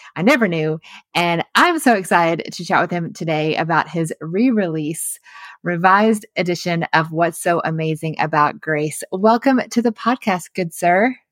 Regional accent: the South, United States; we grew up in the South

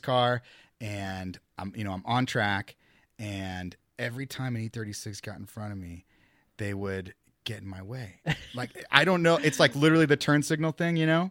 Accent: Midwest, United States; moved away; I'm from the Midwest

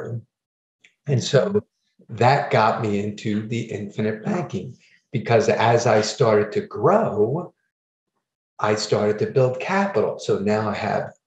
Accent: New Jersey, United States; I'm from New Jersey

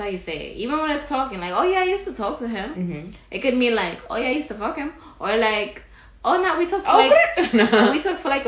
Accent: New York City, New York, United States; we're from the Bronx

